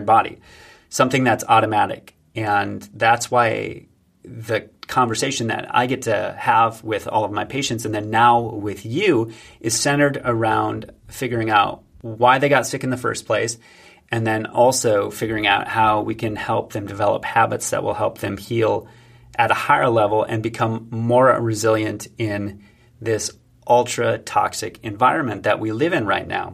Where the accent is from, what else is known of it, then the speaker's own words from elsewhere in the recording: United States; I'm an American